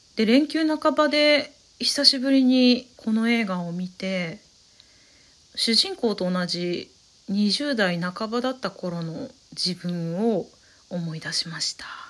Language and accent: Japanese; Saitama, Japan; 埼玉育ちなんですけれども